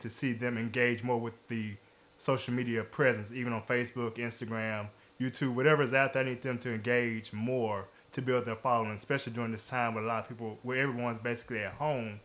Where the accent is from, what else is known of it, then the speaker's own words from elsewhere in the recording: Jackson, Tennessee, United States; I'm from the Jackson, Tennessee area